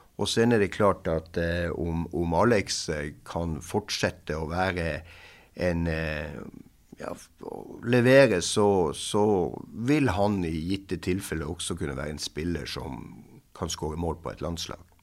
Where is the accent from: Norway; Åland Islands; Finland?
Norway; Swedish is a second language; also born or lived in Moss, Norway; Som norsk tränare